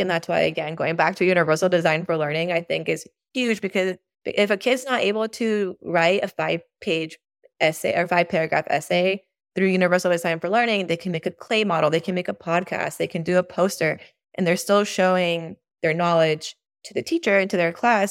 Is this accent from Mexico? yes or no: yes; Mexico; now in Austin, United States; I grew up in Mexico, which is probably, like, ten years behind us